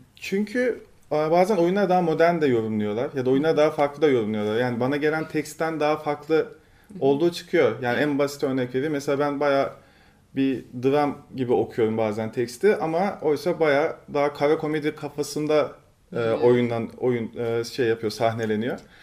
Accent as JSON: {"language": "Turkish", "country": "Turkey", "tie": "born or raised there", "moved": "yes", "lives_now": "Istanbul, Turkey", "said": "Biraz küçük bir ilçede büyüdüm ben"}